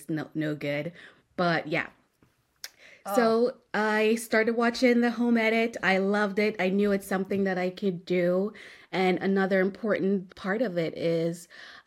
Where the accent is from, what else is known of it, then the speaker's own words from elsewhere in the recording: Jamaica; moved away as an adult; also born or lived in Bahamas; now in Buda, United States; I was born in Jamaica. I moved to the Bahamas right after graduating high school